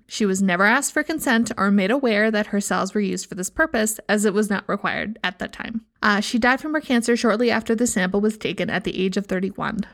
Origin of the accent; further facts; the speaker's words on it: Midwest, United States; I'm from the Midwest